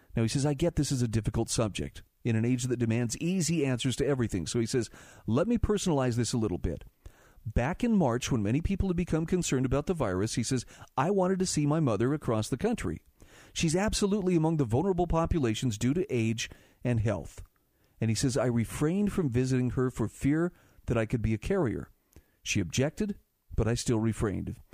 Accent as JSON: {"language": "English", "region": "Utah", "country": "United States", "tie": "born or raised there", "said": "my home state of Utah"}